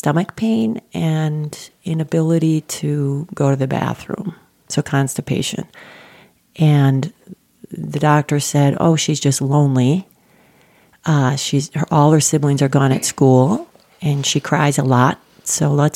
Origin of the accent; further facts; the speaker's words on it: central Wisconsin, United States; now in Colorado, United States; I am the youngest of 13 and was raised on a farm in central Wisconsin, a small city